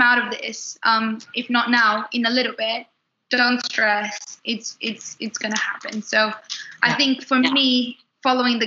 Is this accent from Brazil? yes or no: yes; Brazil; English is a second language; moved away as an adult; now in London, United Kingdom; I'm from Brazil